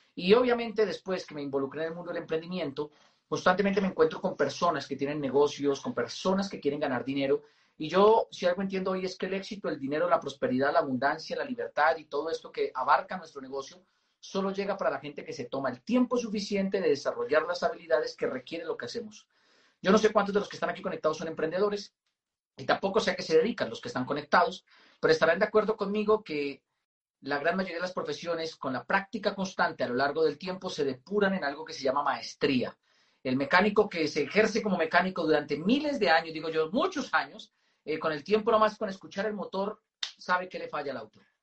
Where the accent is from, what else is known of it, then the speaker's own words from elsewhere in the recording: Moniquirá, Boyacá, Colombia; yo nací en Moniquirá, Boyacá